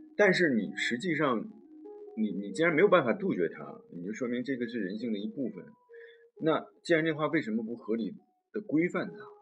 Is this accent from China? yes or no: yes; China; moved away as an adult; 我是都这么大年纪才第一次离开我们伟大的祖国